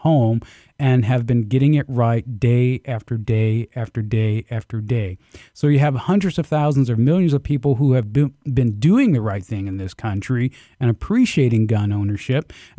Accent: the South, United States; Growing up in the South, it was not uncommon for us to slaughter our own pigs, to slaughter our own chickens.

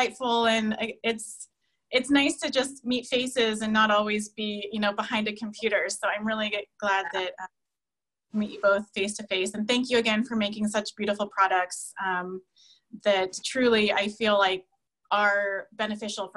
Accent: California, United States; I'm from California too

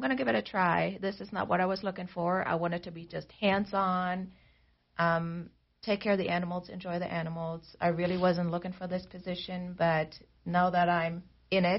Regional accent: Germany; English is a second language; moved away as an adult; also born or lived in East Germany / West Germany; now in United States; I was then continued to be raised in West Germany.

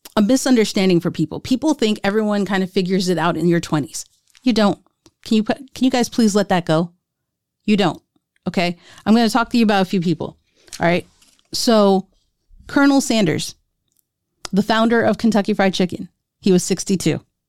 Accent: India; As an Indian, people had, have been wanting, uh, me, my sisters, to get married since we were twenty-one

